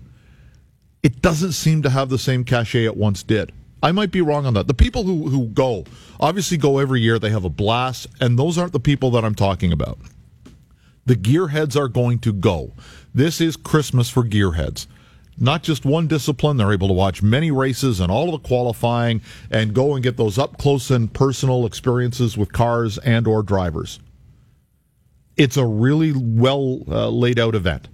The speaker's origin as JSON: {"language": "English", "country": "Canada", "said": "we're Canadian"}